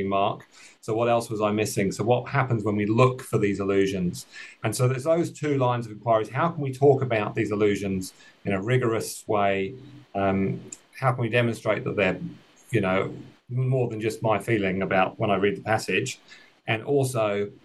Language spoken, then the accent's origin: English; United Kingdom; now in New Zealand; you might have picked up from the accent that I'm originally from the United Kingdom, but I'm now living and working in Aotearoa, New Zealand.